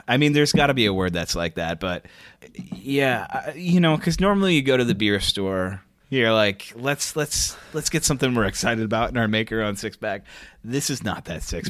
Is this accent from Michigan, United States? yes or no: yes; Michigan, United States; my home state is Michigan